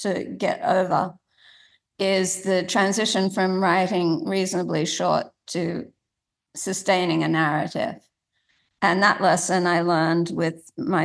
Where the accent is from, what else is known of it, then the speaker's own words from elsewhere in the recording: Sydney, New South Wales, Australia; when I was growing up in Sydney